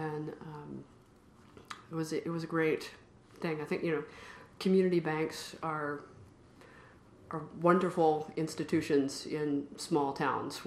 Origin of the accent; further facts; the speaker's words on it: Columbia, Tennessee, United States; moved away as an adult; also born or lived in Washington, D.C. / Cambridge, Massachusetts; now in Massachusetts, United States; I'm from Columbia, Tennessee, which is a not all that small town. It's about an hour south of Nashville, right smack in the middle of Tennessee. It's where my mother's family has been for a number of generations. Grew up on a farm